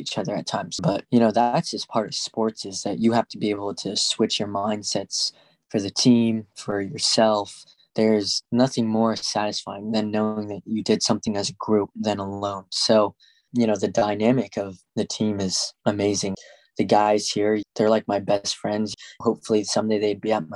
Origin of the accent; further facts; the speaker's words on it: Arvada, Colorado, United States; I decided to move back to my hometown in Arvada